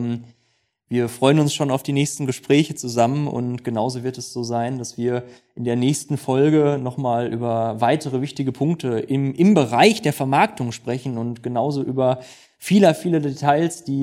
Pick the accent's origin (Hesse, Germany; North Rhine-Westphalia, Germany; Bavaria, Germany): North Rhine-Westphalia, Germany; wie sagt man bei uns im Ruhrgebiet, äh, Glück auf.